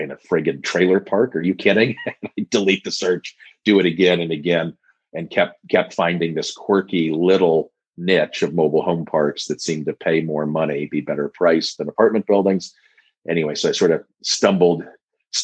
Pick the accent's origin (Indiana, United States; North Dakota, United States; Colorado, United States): Colorado, United States; Denver; I grew up in Denver.